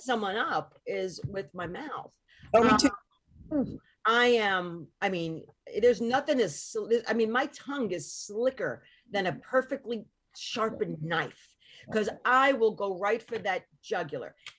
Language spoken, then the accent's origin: English; Hoboken, New Jersey, United States; I was born in Northport, in Hoboken.